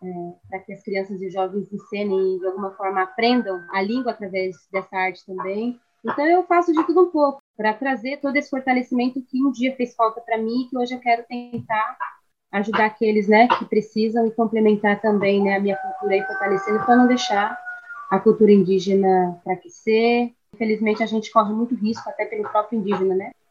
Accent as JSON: {"language": "Portuguese", "town": "Peruíbe", "region": "São Paulo", "country": "Brazil", "tie": "born or raised there", "said": "fui criada aqui mesmo na região, Peruíbe, na cidade de Peruíbe"}